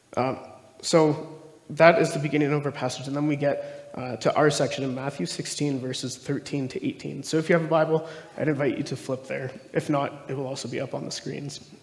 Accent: Stony Plain, Alberta, Canada; also born or lived in Calgary; I grew up mostly in Stony Plain. So, it's just outside of Edmonton there.

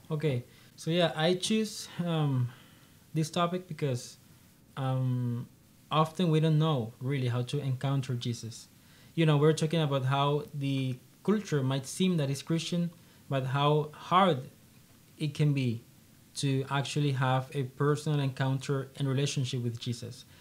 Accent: Colombia; also born or lived in Honduras; I am uh, one of three siblings, and um, I'm from Colombia.

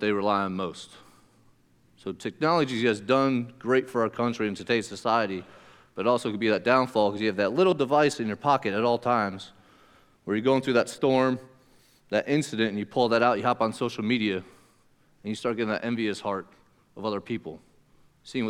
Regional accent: Pennsylvania, United States; moved away; where I come from Pennsylvania

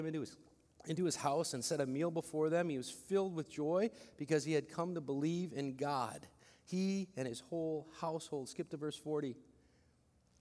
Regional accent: Philippines; I'm such a Filipino

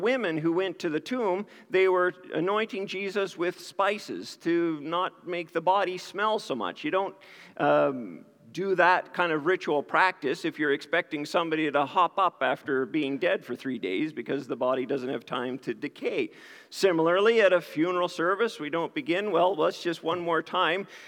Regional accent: New Glasgow, Nova Scotia, Canada; moved away; I grew up in New Glasgow, Nova Scotia

